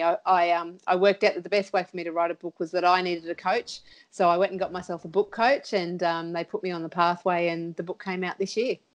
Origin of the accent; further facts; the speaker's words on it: Sunshine Coast, Queensland, Australia; moved away as an adult; now in Townsville, Australia; I grew up on the Sunshine Coast